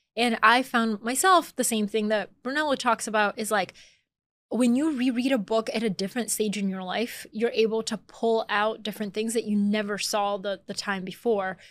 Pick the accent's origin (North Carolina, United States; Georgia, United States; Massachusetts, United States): Georgia, United States; Atlanta; moved away as an adult; also born or lived in Bulgaria; now in New York, United States; I was born in Bulgaria, I grew up in Atlanta, Georgia, I moved to New York as an adult